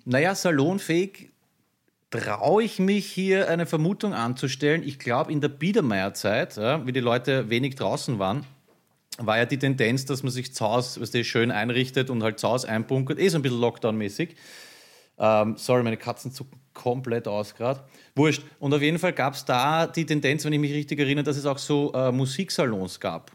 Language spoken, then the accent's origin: German; Vienna, Austria; bei uns in Floridsdorf